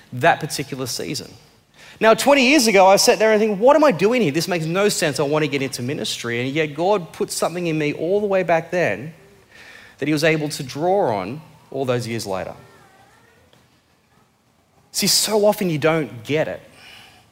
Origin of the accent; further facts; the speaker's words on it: Blue Mountains, New South Wales, Australia; I came from the Blue Mountains